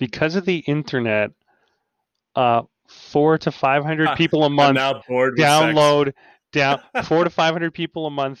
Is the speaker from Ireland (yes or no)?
no; Manitoba, Canada; born or raised there